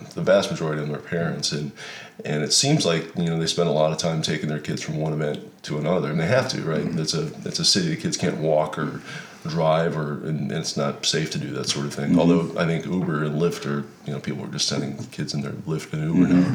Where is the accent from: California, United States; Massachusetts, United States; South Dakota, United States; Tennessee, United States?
South Dakota, United States; Emery; born or raised there